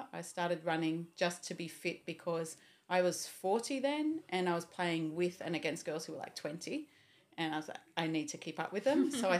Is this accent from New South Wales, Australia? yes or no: yes; Sydney, New South Wales, Australia; moved away as an adult; also born or lived in Gold Coast, Queensland; I grew up in Sydney.